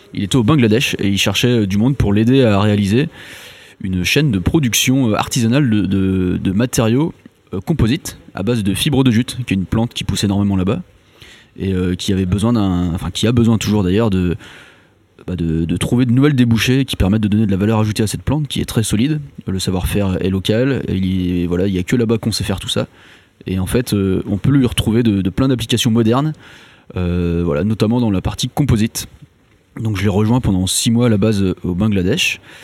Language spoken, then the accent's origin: French; Brittany, France; also born or lived in Nantes; Je viens de Bretagne à la base.